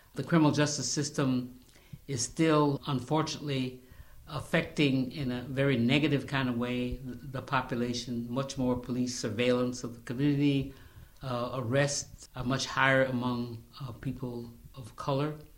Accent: the Adirondacks, upstate New York, United States; also born or lived in South Carolina; now in Albany, United States; I'm from the Adirondacks. Actually, I was actually born in South Carolina, but my family moved when I was very young to the Adirondacks

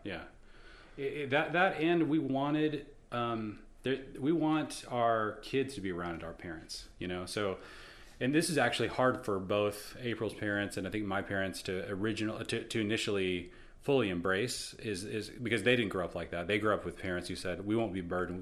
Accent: Seattle, Washington, United States; I grew up in Seattle

